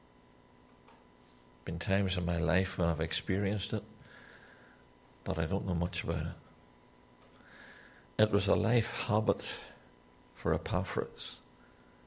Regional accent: Newtownards, Northern Ireland, United Kingdom; I'm from Newtownards in Northern Ireland.

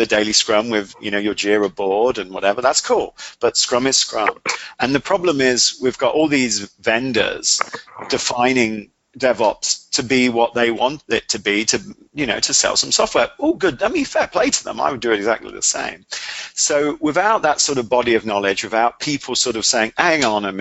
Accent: England, United Kingdom; I'm English

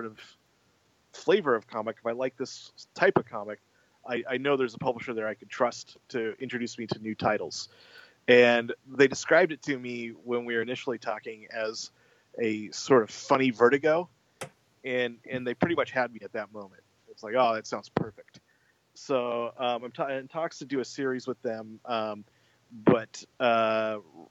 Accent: United States; as an American writer

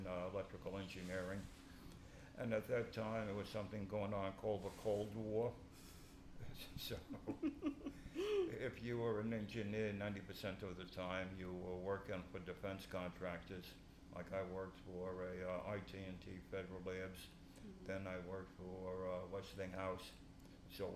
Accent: New York City, New York, United States; also born or lived in Richmond Hill, Queens; we, quote, temporarily came to Greenpoint. That was back at around 1946 or 47. And on and off, I've lived in Greenpoint most of my life

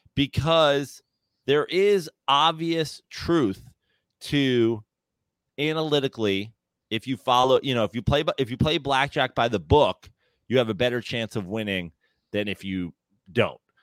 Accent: New York, United States; as a New Yorker

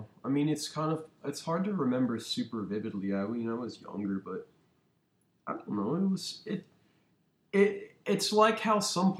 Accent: Cincinnati, Ohio, United States; I'm definitely from Cincinnati. Went to school down in OTR at SCP, SCPA before, you know, the old one before it moved.

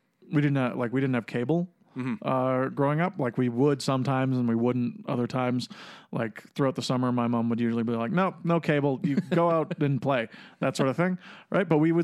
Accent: Cochrane, Alberta, Canada; I grew up in Cochrane.

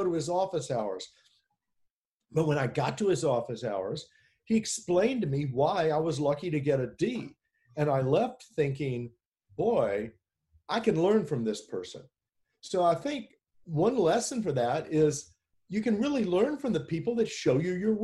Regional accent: Memphis, Tennessee, United States; I grew up in Memphis, Tennessee during the Vietnam War.

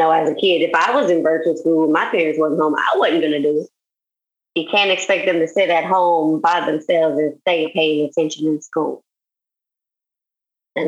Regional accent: Houma, Louisiana, United States; moved away as an adult; also born or lived in Denham Springs; now in Baton Rouge, United States; I grew up in Houma

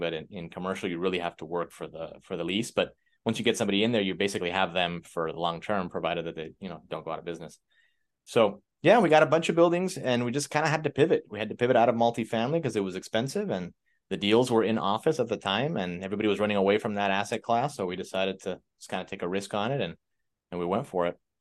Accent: Miami, Florida, United States; I'm from Miami, Florida. Grew up in a, in an immigrant family. We're, we're Cuban.

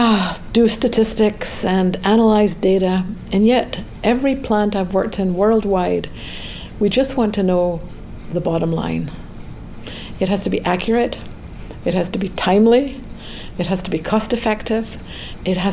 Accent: Scotland, United Kingdom; moved away as an adult; also born or lived in Edinburgh, Scotland; now in United States; I grew up in Scotland

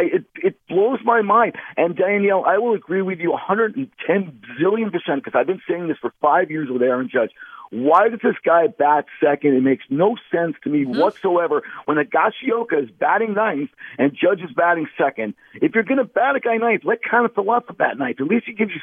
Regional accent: Westchester, New York, United States; as a 57-year-old man who grew up watching the Yankees my whole life, you know, born and raised in Westchester, going to games in the Bronx.

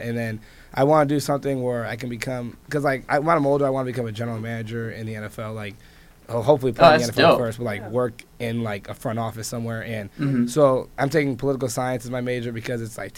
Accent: Los Angeles, California, United States; I've always grown up in Southern California

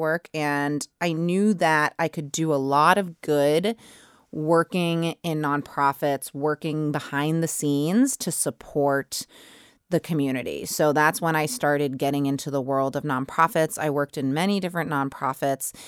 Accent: Braintree, Massachusetts, United States; I grew up, um, right outside of Boston in Braintree

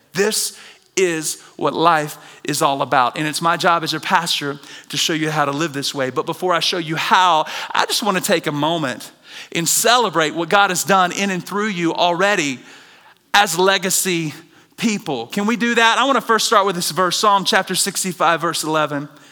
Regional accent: the South, United States; Growing up in the South

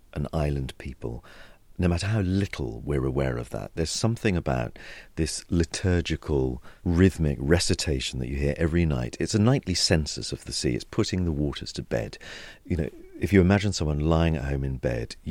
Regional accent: Suffolk, East of England, United Kingdom; moved away as an adult; now in London, United Kingdom; Having a family which has a big fishing heritage, and Suffolk and the coast and Suffolk being so special to me, it really is my home

